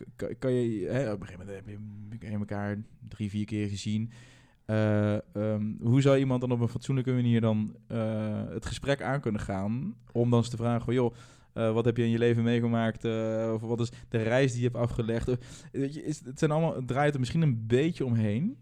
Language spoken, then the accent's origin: Dutch; Netherlands; Uit een dorp in, eh, in de buurt van Gelderland. En eh, nou, ik ben in een dorp opgegroeid